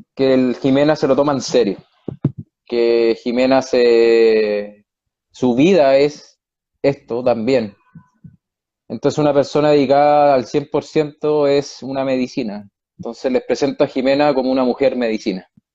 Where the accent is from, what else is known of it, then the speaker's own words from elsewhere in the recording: Chile; moved away as an adult; now in Spain; estoy en España, soy chileno, pero llevo cuatro años y medio en Europa